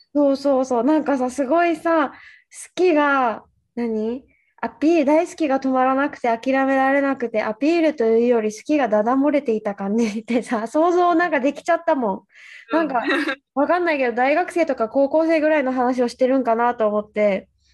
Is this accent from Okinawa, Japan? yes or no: yes; Okinawa, Japan; 私が沖縄出身ってなって